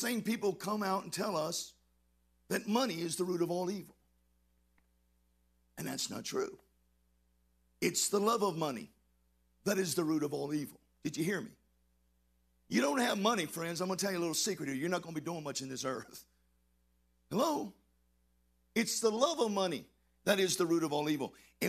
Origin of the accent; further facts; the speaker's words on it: Texas, United States; I'm from Texas